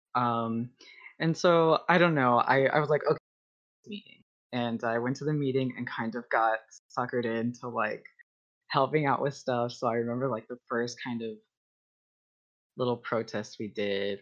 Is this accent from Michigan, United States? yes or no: no; Texas, United States; now in Ohio, United States; I'm from Texas